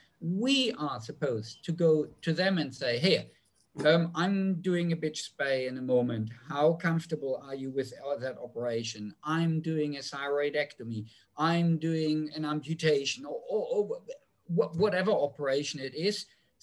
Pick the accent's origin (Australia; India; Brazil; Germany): Germany; English is a second language; moved away; So when I came over from Germany, I was still a little bit iffy when it came to bitch space.